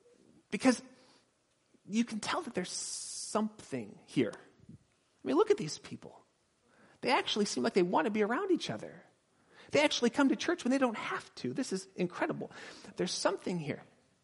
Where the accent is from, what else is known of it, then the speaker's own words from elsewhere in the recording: Southern California, United States; I'm from Southern California.